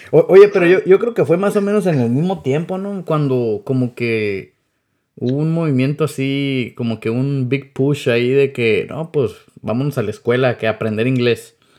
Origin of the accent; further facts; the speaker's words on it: Mexicali Valley, Baja California, Mexico; now in United States; yo nací aquí en Estados Unidos, pero pues también me crié ahí en el Valle de Mexicali